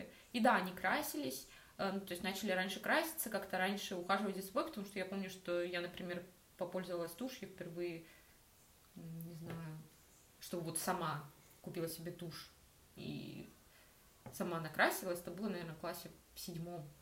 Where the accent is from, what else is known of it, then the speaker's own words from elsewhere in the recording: Rostov-on-Don, Rostov Oblast, Russia; я из Ростова. Ростов это не вау какой э, mm-hmm. столичный город